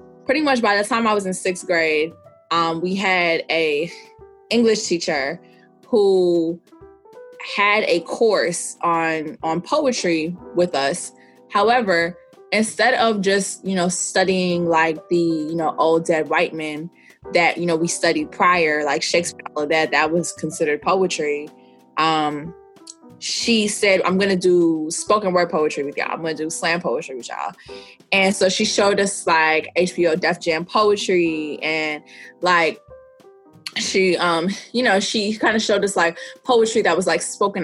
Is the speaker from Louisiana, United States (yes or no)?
no; New York City, New York, United States; I'm from New York City, mm-hmm. The Bronx specifically, like born and raised